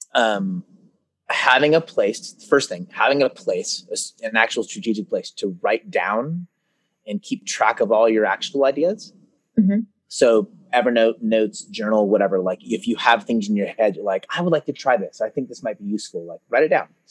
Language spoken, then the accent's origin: English; Concord, California, United States; also born or lived in Oakland, California; now in Martinez, United States; I was born in Oakland, California, and then I grew up in a town called Concord, which is just over the hill from Oakland. And now I live in Martinez.